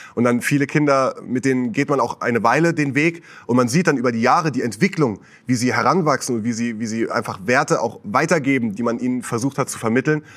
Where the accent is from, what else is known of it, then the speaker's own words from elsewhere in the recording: Westerwald, Rhineland-Palatinate, Germany; now in Switzerland; bei uns zu Hause im Westerwald, wo ich herkomme.